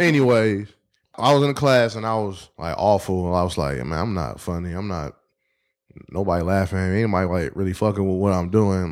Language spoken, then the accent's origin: English; Detroit, Michigan, United States; Uh, West Side of Detroit, six mile out of drive, like, right outside Roselle Park.